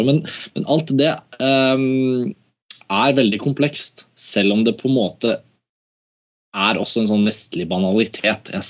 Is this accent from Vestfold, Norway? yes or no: no; Oslo, Norway; Så kan jeg si sånn var det da jeg vokste opp i Oslo.